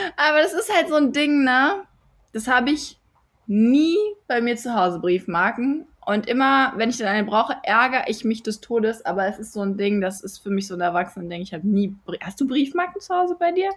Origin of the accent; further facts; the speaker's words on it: Düsseldorf, North Rhine-Westphalia, Germany; ich bin Düsseldorferin